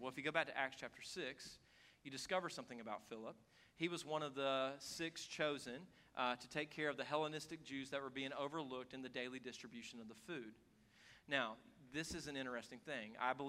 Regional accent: Moonville, South Carolina, United States; Culturally, I'm from Moonville, South Carolina, South Greenville.

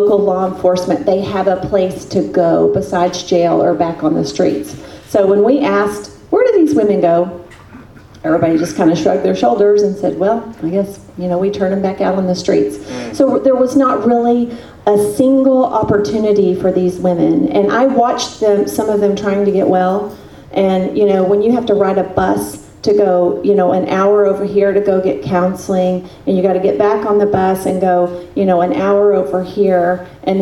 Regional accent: Texas, United States; moved away; my home state of Texas

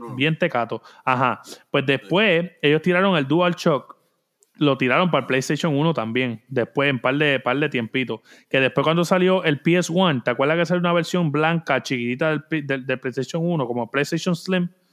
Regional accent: Puerto Rico; como puertorriqueño

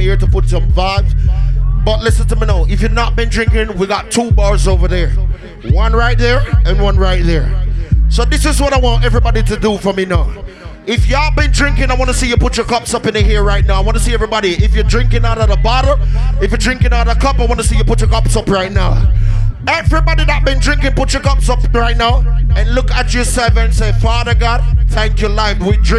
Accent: Florida, United States; But let me tell you where I'm from. I'm from Florida.

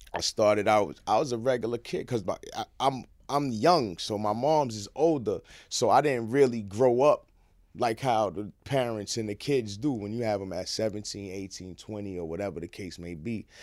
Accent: New York City, New York, United States; I'm a East Side nigga. From one hundred second Street and third, I was born in Mount Sinai Hospital, right there on the East Side

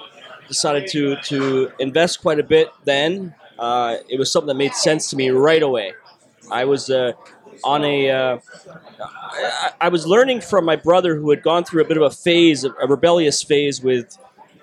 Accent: Toronto, Ontario, Canada; accent: Canadian; I'm Canadian. I'm from Toronto.

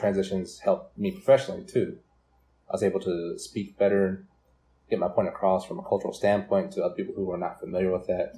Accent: Brooklyn, Oklahoma, United States; also born or lived in Durant, Oklahoma; I grew up in Brooklyn, Oklahoma, and I graduated from there in 2009.

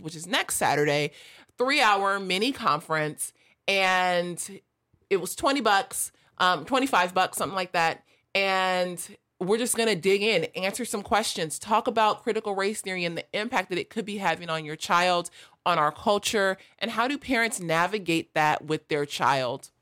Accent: Los Angeles, California, United States; I grew up in South

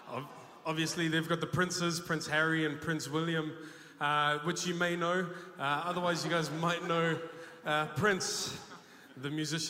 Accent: New Zealand; growing up in New Zealand, we don't have a monarchy here in New Zealand. We are connected to the English monarchy. So I don't know, growing up, I wasn't directly affected by it.

